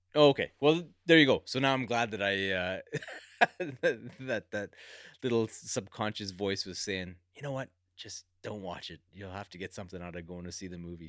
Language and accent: English; Alberta, Canada; I grew up in Alberta